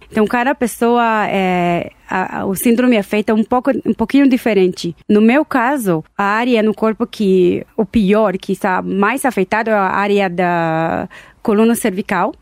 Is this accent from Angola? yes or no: no; Tel Aviv, Tel Aviv District, Israel; Portuguese is a second language; moved away as an adult; now in Brazil; Eu nasci em Israel, Tel Aviv, e cheguei aqui no Brasil 13 anos atrás